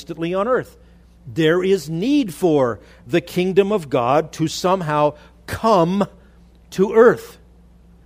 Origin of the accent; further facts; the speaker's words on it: Los Angeles, California, United States; now in Idaho, United States; I grew up in the Los Angeles area